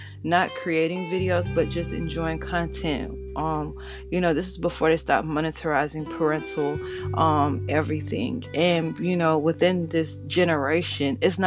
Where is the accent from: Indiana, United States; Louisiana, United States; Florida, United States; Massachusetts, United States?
Florida, United States; also born or lived in Georgia; I'm from the South, pretty much Florida raised, but Georgia bred